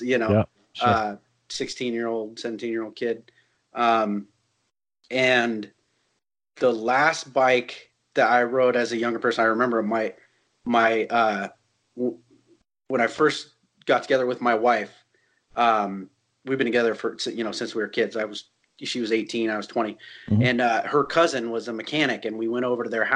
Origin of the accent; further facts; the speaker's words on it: Northern California, United States; also born or lived in Sonoma / Bay Area; I grew up in Northern California. I was born in Sonoma and the Bay Area